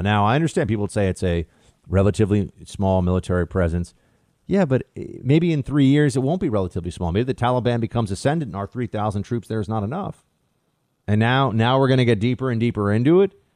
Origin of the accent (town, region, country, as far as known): United States